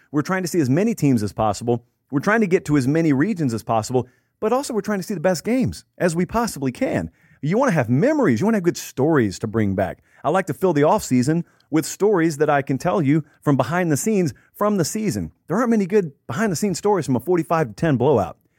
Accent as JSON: {"language": "English", "region": "the South", "country": "United States", "tie": "born or raised there", "said": "From where I grew up in the South"}